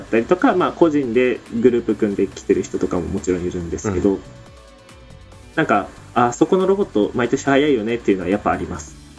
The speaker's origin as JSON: {"language": "Japanese", "region": "Miyazaki", "country": "Japan", "tie": "born or raised there", "said": "僕地元宮崎なんですよ"}